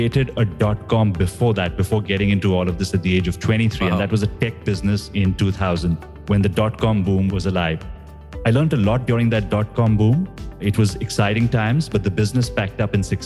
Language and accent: English; India; moved away as an adult; now in Singapore; I grew up in India, and after going to the same business school that you did in IIM Calcutta, I moved to Singapore with my first job in Procter & Gamble.